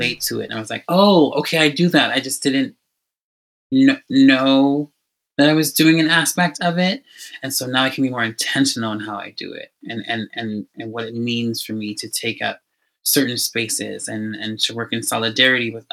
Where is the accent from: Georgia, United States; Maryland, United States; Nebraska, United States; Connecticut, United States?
Georgia, United States; Atlanta; now in Toronto, Canada; because I grew up in Atlanta, Georgia, I was surrounded by conversations of civil rights movement.